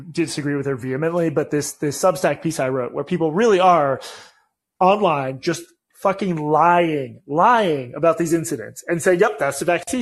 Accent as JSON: {"language": "English", "town": "Boston", "region": "Massachusetts", "country": "United States", "tie": "born or raised there", "said": "Growing up in Boston"}